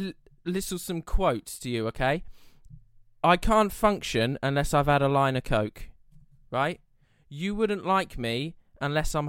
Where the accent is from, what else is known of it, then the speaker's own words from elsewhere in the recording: United Kingdom; I'm British